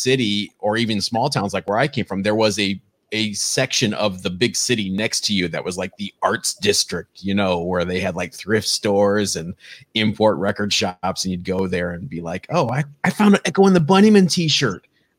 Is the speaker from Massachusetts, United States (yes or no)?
no; Ohio, United States; I was from Ohio, a small town in Ohio